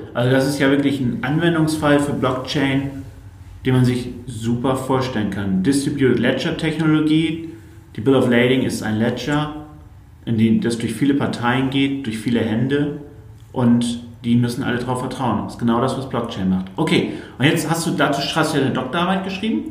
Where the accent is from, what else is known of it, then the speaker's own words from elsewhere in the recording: Northern Germany, Germany; Wir sind beide Norddeutsche.